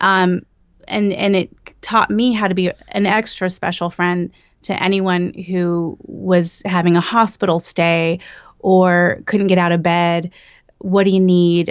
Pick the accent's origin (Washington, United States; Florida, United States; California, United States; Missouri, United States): California, United States; Bakersfield; moved away as an adult; now in Los Angeles, United States; I'm from Bakersfield, which is Central Valley. And as soon as I turned eighteen, I moved to L